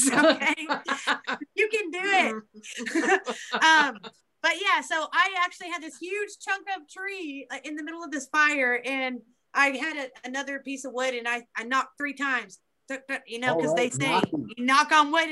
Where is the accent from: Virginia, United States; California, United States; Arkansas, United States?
Arkansas, United States; Beebe, central; this is in my hometown